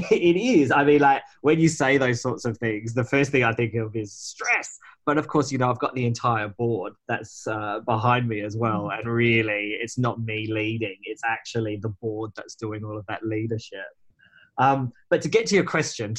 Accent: Whyalla, South Australia, Australia; I grew up in Whyalla, which is a town in South Australia

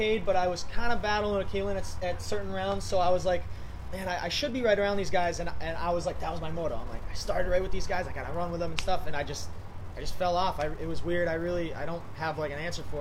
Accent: Ludlow, Massachusetts, United States; I'm from New England

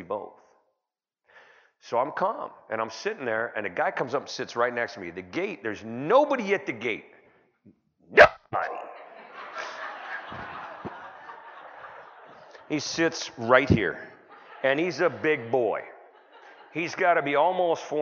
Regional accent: California, United States; I'm from California

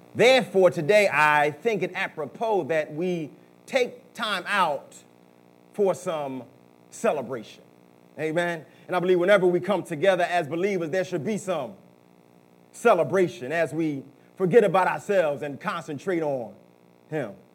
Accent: Philadelphia, Pennsylvania, United States; I was growing up in South Philadelphia

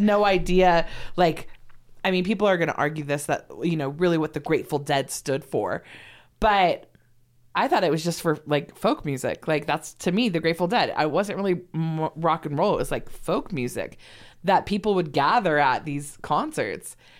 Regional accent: Los Angeles, California, United States; also born or lived in San Diego; Growing up in Los Angeles

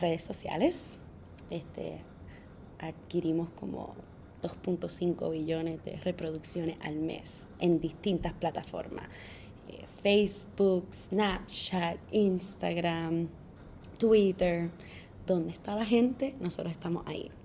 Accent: Puerto Rico; moved away as an adult; now in New York City, United States; ser puertorriqueño es súper complicado porque tú te crías en Puerto Rico

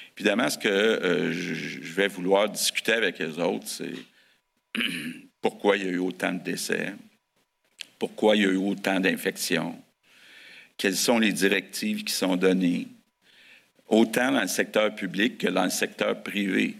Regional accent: Sainte-Anne-de-Bellevue, Quebec, Canada; Je viens de Montréal, plus, plus, le saint anne de Bellevue

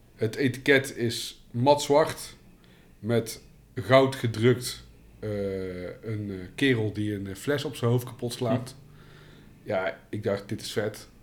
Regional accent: North Brabant, Netherlands; ik ben wel een Brabander

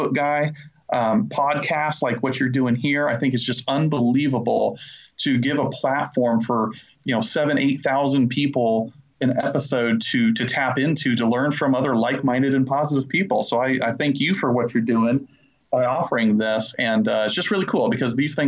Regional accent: Illinois, United States; now in Charlotte, North Carolina, United States; I currently live in the Charlotte, North Carolina area, and I'm originally from Illinois

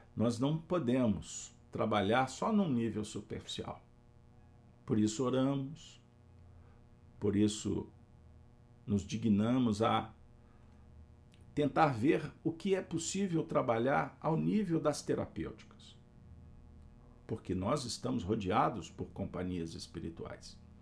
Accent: Pedro Leopoldo, Minas Gerais, Brazil; Eu tive a honra de ter passado a minha infância em Pedro Leopoldo, terra de meu pai.

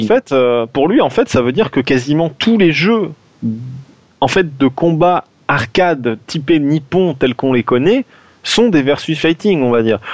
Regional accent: France; on est des Français

